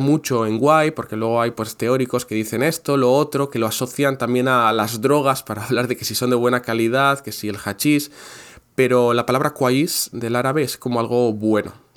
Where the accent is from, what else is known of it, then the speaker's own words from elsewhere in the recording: Basque Country, Spain; Yo soy del País Vasco.